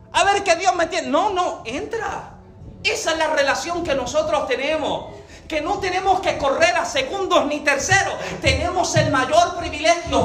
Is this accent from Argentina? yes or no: no; Puerto Rico; yo, soy boricua